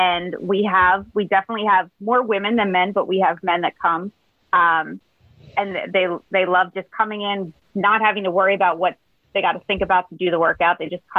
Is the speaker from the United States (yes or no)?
yes; Upper Darby, Pennsylvania, United States; also born or lived in Drexel Hill, Pennsylvania; like I grew up in Upper Darby and Drexel Hill and now I'm in Springfield. So I'm still Delco.